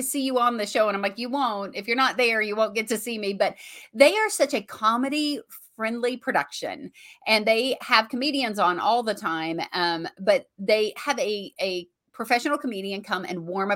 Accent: Bowling Green, Kentucky, United States; to be able to do a show here in my hometown with him

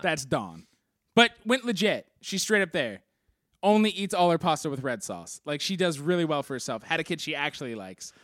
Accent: Philadelphia, Pennsylvania, United States; I was from Philly

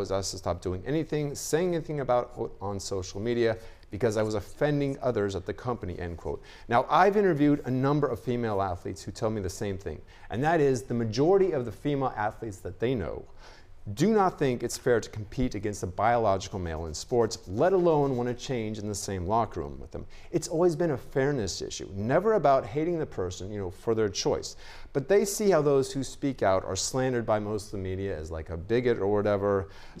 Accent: Kansas, United States; I'm from Kansas

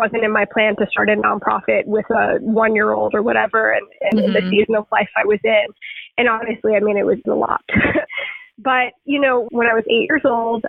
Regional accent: Suffolk County, Long Island, New York, United States; I grew up on Long Island, Suffolk County, Long Island

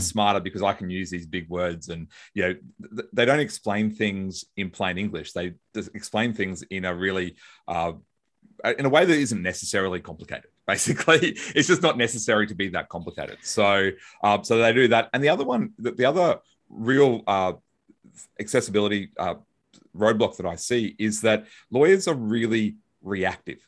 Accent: Brisbane, Queensland, Australia; I'm a lawyer from Brisbane, Australia

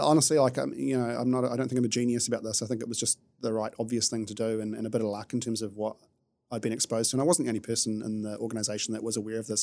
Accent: New Zealand; being a New Zealander is it's great from a lifestyle perspective

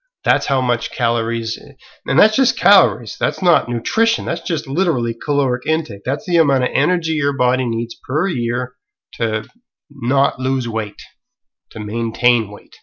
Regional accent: Canada; I'm a Canadian

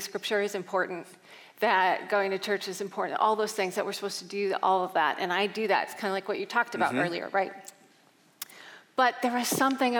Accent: just outside of Chicago, Illinois, United States; I grew up just outside of Chicago

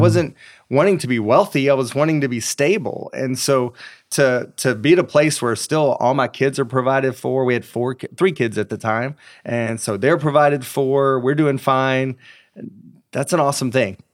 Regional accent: East Tennessee, United States; I grew up in a very small town in East Tennessee.

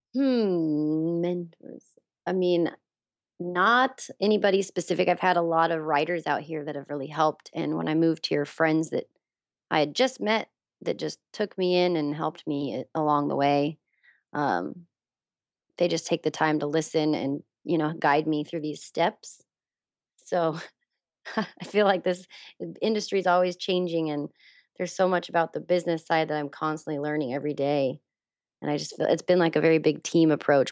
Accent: Wyoming, United States; moved away as an adult; now in Los Angeles, United States; I grew up in Wyoming. I was born and raised there.

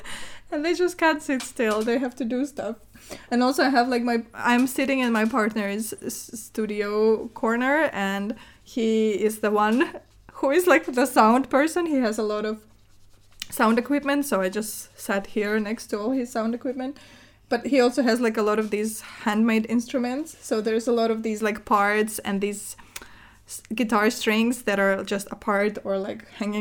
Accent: Murmansk, Murmansk Oblast, Russia; moved away; I am originally from the north of Russia. It's basically like, I'm from Murmansk

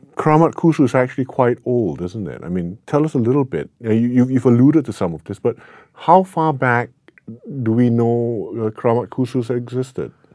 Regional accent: Singapore; I grew up in Singapore

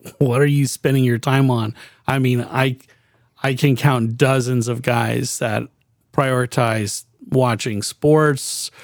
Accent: Miami, Florida, United States; also born or lived in Lake Mary, Florida; I grew up in Miami, and I was there until I was a junior in high school

